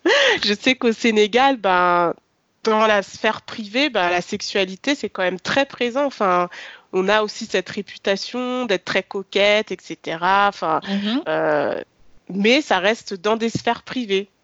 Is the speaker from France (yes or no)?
yes; France; je suis née, j'ai grandi en France